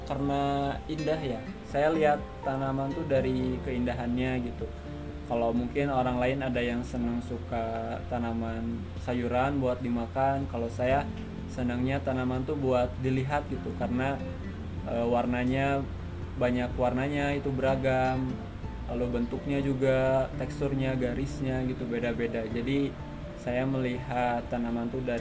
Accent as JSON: {"language": "Indonesian", "town": "Tasikmalaya", "region": "West Java", "country": "Indonesia", "said": "asal saya dari Tasikmalaya"}